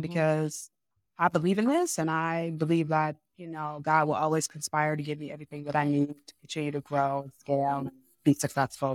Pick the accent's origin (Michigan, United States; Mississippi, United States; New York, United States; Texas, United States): Michigan, United States; Ann Arbor; I was born and raised in Ann Arbor, Michigan